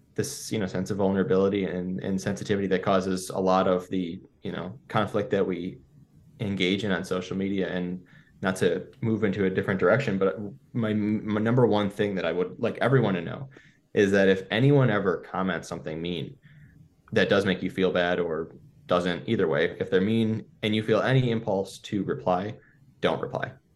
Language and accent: English; Buffalo, New York, United States; I grew up in Buffalo, New York, and it's called the City of Good Neighbors